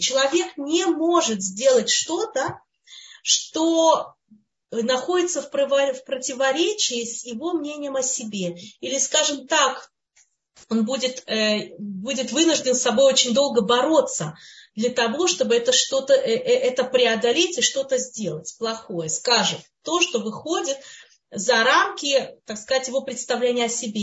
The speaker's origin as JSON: {"language": "Russian", "country": "Russia", "tie": "born or raised there", "moved": "yes", "said": "мы которые мы выросли, скажем, в России, в Советском Союзе, кто где вырос, да, в той среде"}